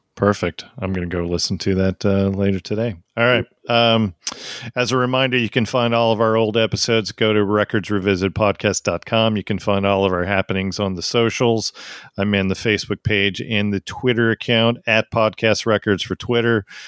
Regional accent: United States; I'm an American

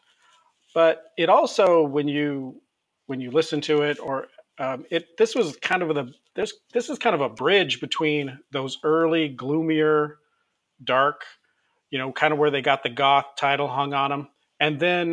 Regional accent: United States; we're American

